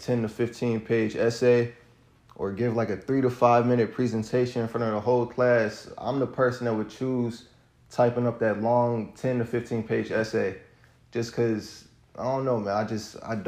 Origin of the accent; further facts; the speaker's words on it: Cincinnati, Ohio, United States; now in Fairfield, United States; From Cincinnati, Ohio, born and raised in Cincinnati, Ohio